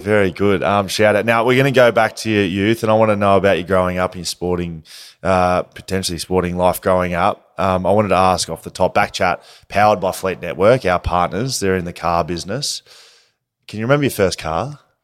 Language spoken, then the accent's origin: English; Geelong, Victoria, Australia; now in Perth, Australia; I'm from Geelong originally